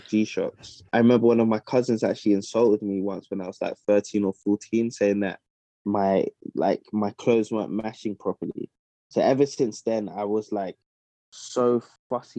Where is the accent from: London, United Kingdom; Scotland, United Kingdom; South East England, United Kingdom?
London, United Kingdom; moved away as an adult; also born or lived in Midlands; now in Ghana; I was born and raised in South London, but yeah, I'm of Ghanaian heritage